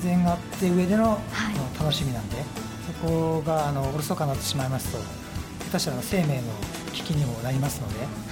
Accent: Utsunomiya, Tochigi, Japan; moved away as an adult; also born or lived in Australia; 生まれてから高校時代までずっと過ごしてきた町なので、えー、自分のふるさとなんで

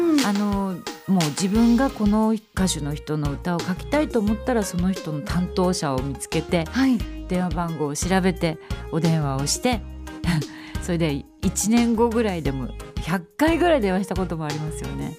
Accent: Utsunomiya, Tochigi, Japan; now in Kamakura, Japan; 私はこの宇都宮で生まれて育ってあの今作詞家をしてるんですけれども

